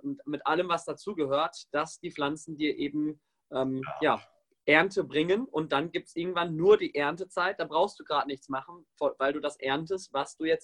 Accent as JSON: {"language": "German", "town": "Warendorf", "region": "North Rhine-Westphalia", "country": "Germany", "tie": "born or raised there", "said": "Ja, ja, ich bin auf dem Bauernhof groß geworden. Wo denn? Äh, Nordrhein-Westfalen, äh, Warendorf zwischen Münster und Bielefeld."}